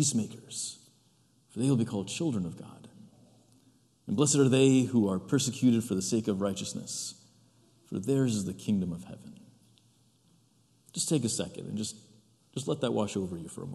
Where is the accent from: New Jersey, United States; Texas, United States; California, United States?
New Jersey, United States; My parents were born and raised in Egypt. They immigrated here in the 70s. I was born in this country, in New Jersey.